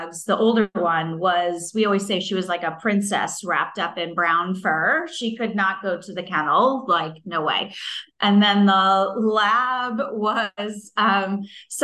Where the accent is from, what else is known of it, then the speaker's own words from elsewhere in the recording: Northeast, United States; moved away as an adult; also born or lived in New Jersey / Boston area / Richmond, Virginia; now in Atlanta, United States; I lived most of my life in the Northeast in Massachusetts and Connecticut